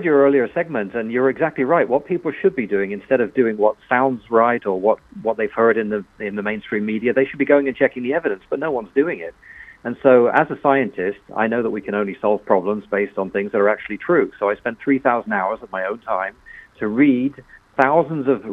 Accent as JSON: {"language": "English", "region": "England", "country": "United Kingdom", "tie": "born or raised there", "accent": "British", "moved": "yes", "lives_now": "United States", "said": "I'm actually American, but yes, you're right. I did grow up in England. That's why I've got a funny accent"}